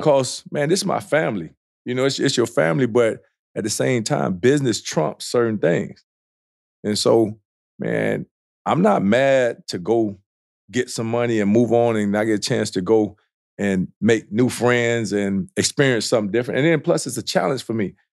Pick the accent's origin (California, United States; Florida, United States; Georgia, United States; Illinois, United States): Florida, United States; South; I grew up in South Florida